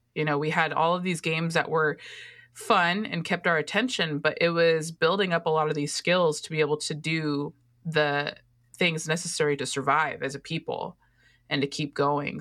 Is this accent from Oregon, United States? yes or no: yes; Oregon, United States; That's my home state